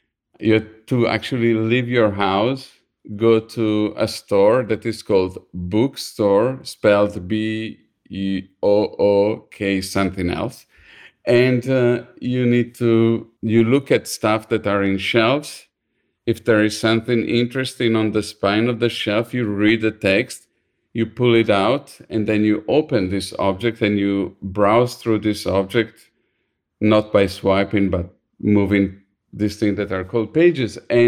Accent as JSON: {"language": "English", "town": "Milan", "region": "Lombardy", "country": "Italy", "second_language": "English", "lives_now": "United States", "said": "I'm from Milan, and my high school was like what they call a vocational high school, was an art school."}